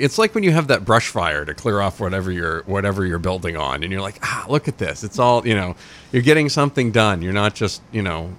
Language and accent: English; Dixfield, Maine, United States; Oh, I grew up in Dixfield.